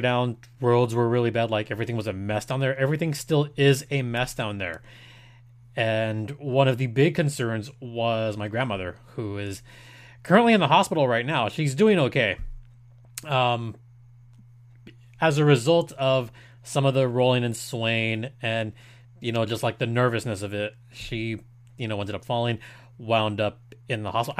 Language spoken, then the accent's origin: English; Mexico; I'm from Mexico. My family's from Michoacan.